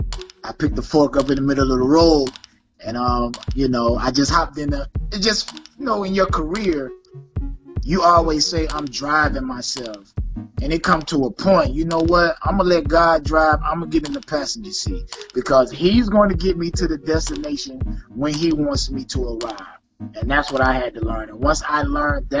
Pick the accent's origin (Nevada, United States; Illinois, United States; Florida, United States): Florida, United States; Lake Placid, Bowling Green, Central; from Florida, Central Florida, two hometowns, Lake Placid, Bowling Green, shout out, 863